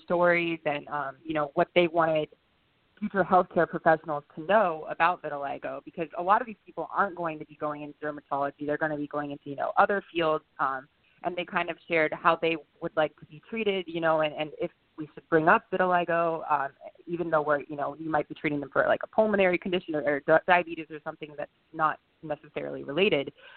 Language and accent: English; Virginia, United States; moved away as an adult; now in Boston, United States; I'm born and raised in Virginia